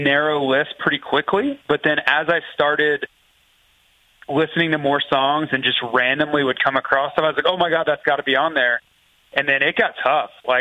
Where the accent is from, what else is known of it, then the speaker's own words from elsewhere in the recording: Florida, United States; I grew up in Florida